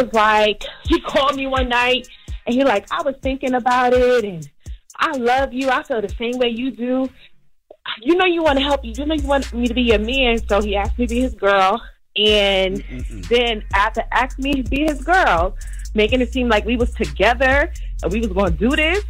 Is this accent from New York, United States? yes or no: yes; Brooklyn, New York, United States; now in Richmond, United States; I'm in Richmond, but I'm from Brooklyn Bedside.